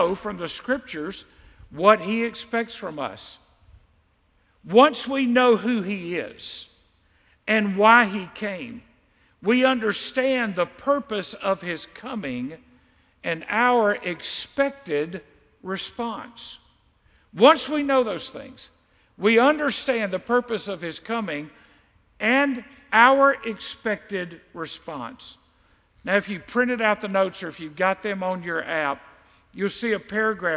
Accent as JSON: {"language": "English", "country": "United States", "said": "I'm an American Christian."}